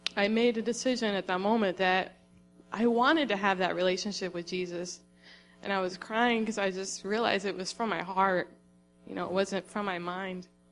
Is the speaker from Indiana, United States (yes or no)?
no; Florida, United States; moved away as an adult; also born or lived in Tennessee; I grew up in Florida